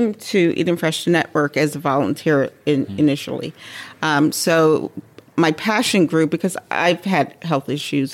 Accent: Bermuda; moved away as an adult; also born or lived in New York City, United States; now in Syracuse, United States; I'm born in New York City, but I was raised in Bermuda.

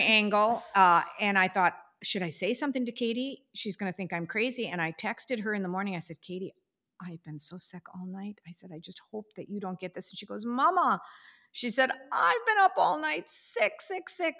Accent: United States; as American as we are

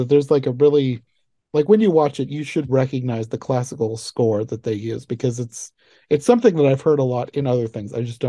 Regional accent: Iowa, United States; I'm from Iowa and I've hardly ever been out of Iowa

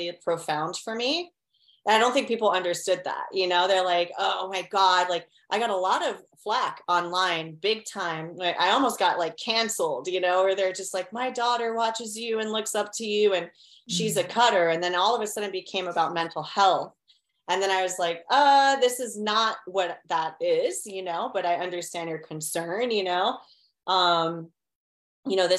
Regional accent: Miami, Florida, United States; born or raised there

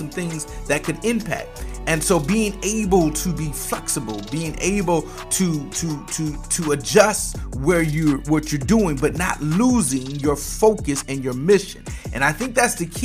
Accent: Michigan, United States; I come from the Midwest up in Michigan where they bake cars

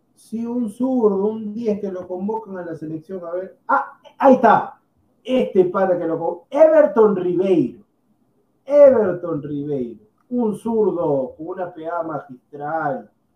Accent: Peru; nosotros somos peruanos también

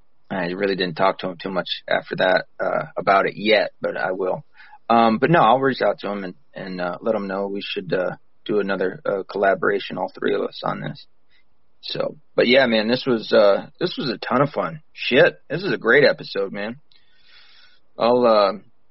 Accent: the South, United States; we're both from the South

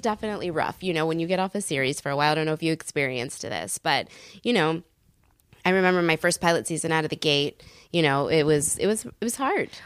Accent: San Francisco, California, United States; moved away; I grew up in San Francisco

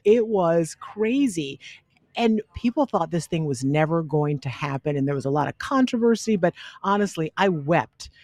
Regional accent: the South, United States; I'm from the South, so we have all these superstitions

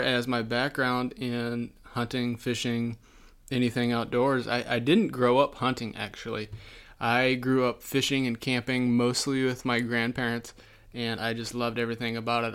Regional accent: Southwest Iowa, United States; moved away as an adult; also born or lived in Brookings, South Dakota; now in Sioux Falls, United States; I am not originally from South Dakota. I'm actually originally from Southwest Iowa.

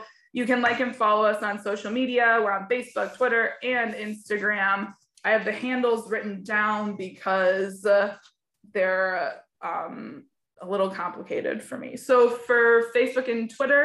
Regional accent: Michigan, United States; now in Illinois, United States; I'm actually not an Illinois native. I'm from Michigan

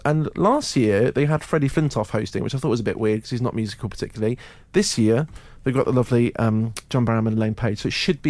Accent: Edinburgh, Scotland, United Kingdom; accent: Scottish lilt; now in London, United Kingdom; I'm back up to my hometown of Edinburgh because I'm off to see the aforementioned Les Miserables tour. Mm. So you might hear a Scottish lilt in my accent when I go north of the border, like a la John Barrowman.

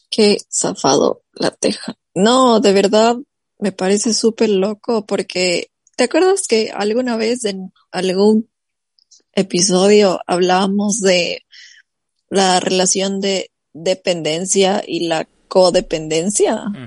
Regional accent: Ecuador; now in United States

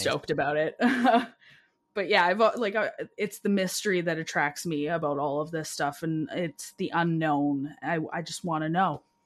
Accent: Alberta, Canada; moved away; I'm from Alberta originally

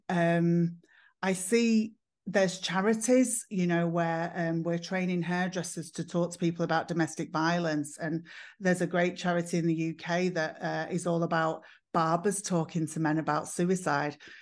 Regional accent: Manchester, North West England, United Kingdom; I'm from England. I'm from the north of England. I'm from Manchester

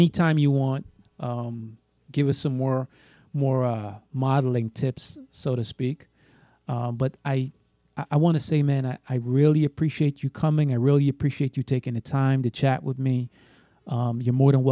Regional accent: New York City, New York, United States; I'm from New York, actually. I'm from Brooklyn

